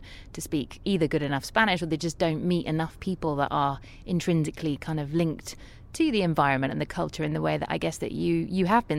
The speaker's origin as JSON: {"language": "English", "country": "United Kingdom", "lives_now": "Ibiza, Spain", "said": "I mean, as a British man, I mean, I think, you know, ultimately, there's not a lot of British men that come to live here"}